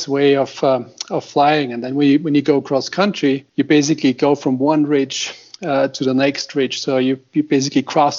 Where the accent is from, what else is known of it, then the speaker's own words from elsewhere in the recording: Austria; now in Boulder, United States; I grew up in Austria